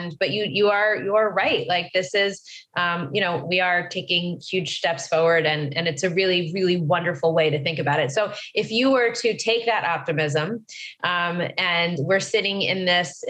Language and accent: English; West Long Branch, New Jersey, United States; now in Los Angeles, United States; I'm from New Jersey too